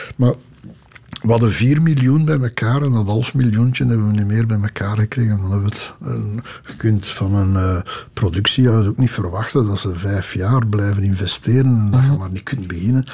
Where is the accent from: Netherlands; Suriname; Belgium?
Belgium; accent: half Brussels; mijn dialect van vroeger, zo half Brussels.